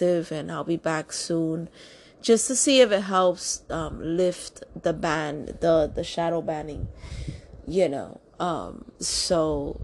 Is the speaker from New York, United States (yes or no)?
yes; New York City, New York, United States; I'm born and raised in New York City